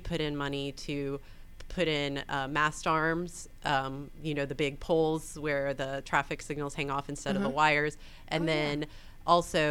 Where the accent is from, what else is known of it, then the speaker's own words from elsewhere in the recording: Atlanta, Georgia, United States; also born or lived in Florida / North Carolina; I grew up in Atlanta, like in town, actually in the city of Atlanta. I went to Grady High School